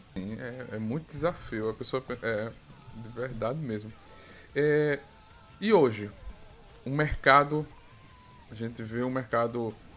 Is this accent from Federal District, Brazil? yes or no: no; Arapiraca, Alagoas, Brazil; eu sou também do Nordeste, Arapiraca